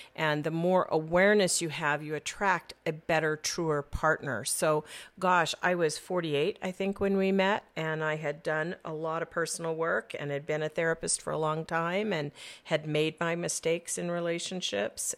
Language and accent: English; Phoenix, Arizona, United States; also born or lived in Southern California; Being a Phoenician